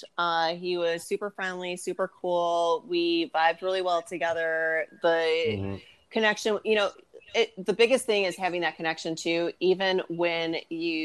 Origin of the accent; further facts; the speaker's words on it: Michigan, United States; now in South Carolina, United States; I'm from the North. I grew up in Michigan. I live in South Carolina now